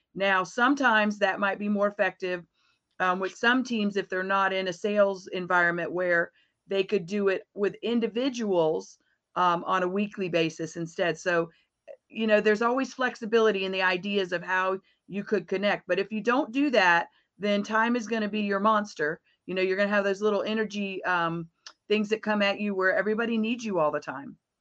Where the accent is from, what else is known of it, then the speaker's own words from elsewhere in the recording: Florida, United States; I am from Florida. Um, I'm a, actually a native Floridian